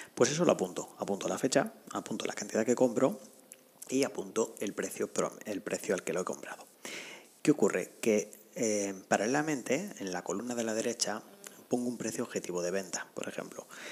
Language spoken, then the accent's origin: Spanish; Spain; me apetecía estar en mi país, en España, pero no en la zona norte